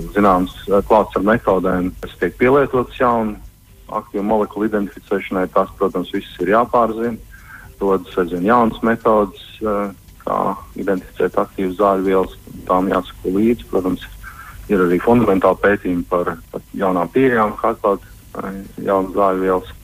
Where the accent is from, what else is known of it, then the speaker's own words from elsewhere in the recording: Salacgrīva, Limbaži Municipality, Latvia; es esmu no Salzgrības un uh, gan jau kā katrs Salzgrības puika kaut kādu laiku posmu ir vēlējies saistīt savu profesiju ar jūru.